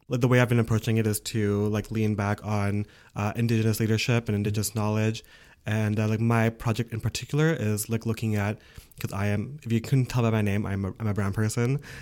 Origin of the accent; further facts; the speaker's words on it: Ontario, Canada; first language English; now in Quebec, Canada; I'm from Ontario